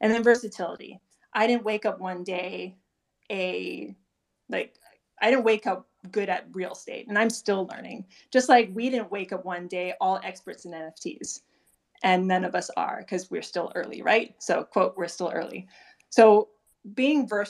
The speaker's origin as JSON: {"language": "English", "region": "Hawaii", "country": "United States", "tie": "born or raised there", "said": "I'm Native Hawaiian, born and raised in Hawaii"}